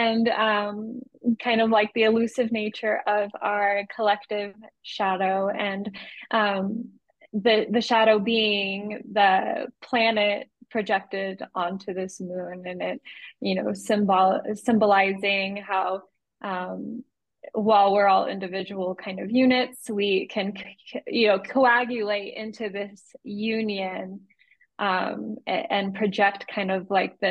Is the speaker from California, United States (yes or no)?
yes; San Diego, California, United States; I grew up in San Diego